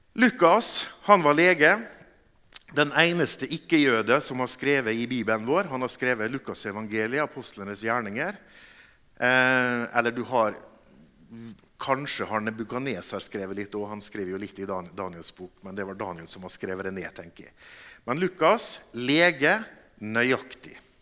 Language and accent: Norwegian; Molde, Møre og Romsdal, Norway; moved away as an adult; now in Bergen, Norway; Jeg kommer fra Molde. Vi bor i Bergen fordi at jeg traff ei bergensdame.